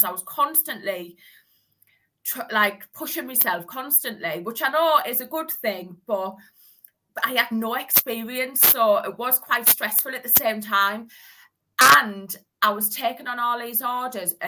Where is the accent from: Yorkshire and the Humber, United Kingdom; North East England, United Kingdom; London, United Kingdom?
North East England, United Kingdom; Hartlepool; I'm from the Northeast. I'm from Hartlepool.